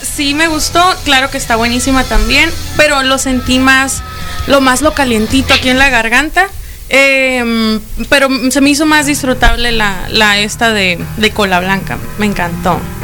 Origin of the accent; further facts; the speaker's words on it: Ciudad Obregón, Sonora, Mexico; also born or lived in Tijuana; now in Hermosillo, Mexico; Yo soy de Obregón, de allá vengo, tengo ya más de un par de añitos viviendo.